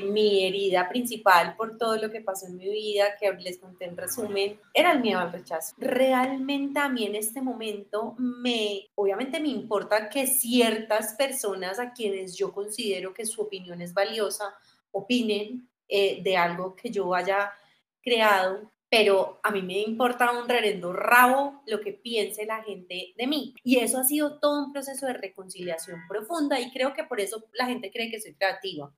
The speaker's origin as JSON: {"language": "Spanish", "town": "Armenia", "region": "Quindío", "country": "Colombia", "moved": "yes", "lives_now": "Medellín, Colombia", "said": "yo soy de Armenia, ¿cierto? Yo me vengo a estudiar a Medellín"}